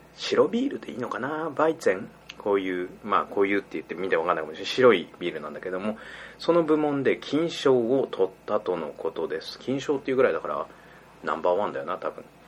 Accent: Kanto, Japan; 俺は関東の人間なんで

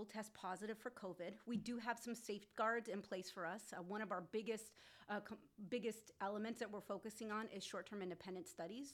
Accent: Whittier, California, United States; I was born and raised in Whittier

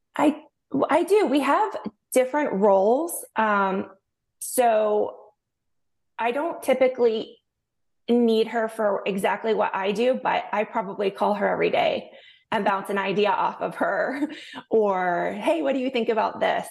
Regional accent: St. Petersburg, Florida, United States; now in St. Augustine, United States; I was born and raised in Saint Petersburg, Florida.

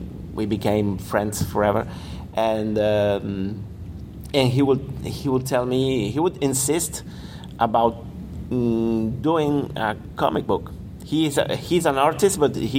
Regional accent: Granada, Andalusia, Spain; moved away as an adult; also born or lived in Madrid; I was in fine arts school in Granada, uh-huh. My hometown.

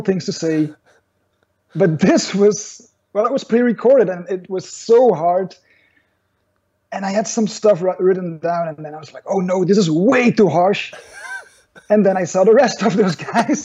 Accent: Belgium; I'm from Belgium.

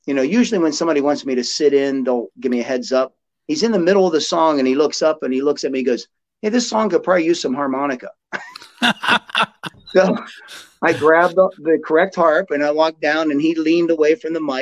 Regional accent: Belmont County, Ohio, United States; moved away; growing up in the small town where I grew up in Belmont County, Ohio

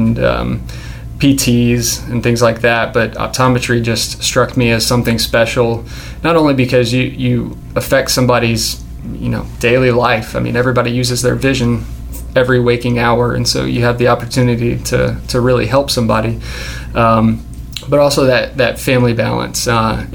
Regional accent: Louisville, Kentucky, United States; moved away as an adult; also born or lived in Murfreesboro, Tennessee / Memphis, Tennessee; now in Nashville, United States; I grew up in Louisville, Kentucky, not too far from here

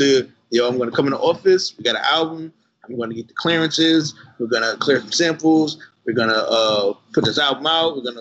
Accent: New York, United States; I'm from Brooklyn

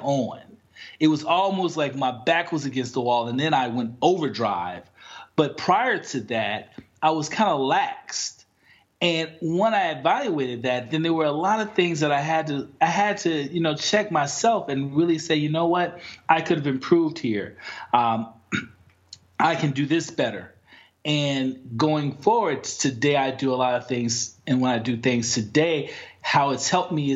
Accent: Chicago, Illinois, United States; moved away; also born or lived in Washington, D.C.; I'm from Chicago.

